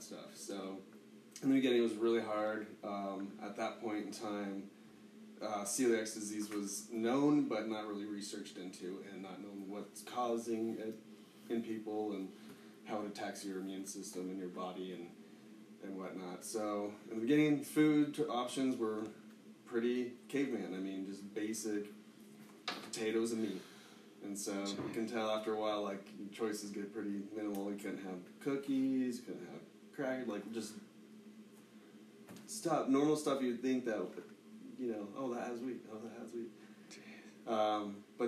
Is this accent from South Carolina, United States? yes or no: no; Boulder, Colorado, United States; I love growing up in Colorado.